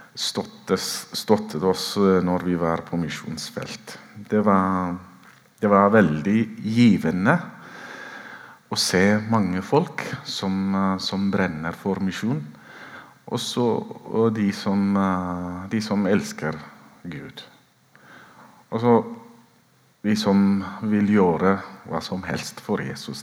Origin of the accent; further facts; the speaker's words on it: Ethiopia; moved away as an adult; now in Oslo, Norway; født og vokst opp i Etiopia